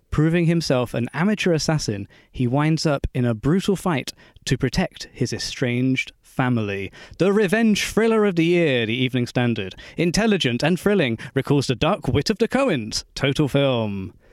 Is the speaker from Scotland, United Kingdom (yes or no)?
no; Bristol, South West England, United Kingdom; born or raised there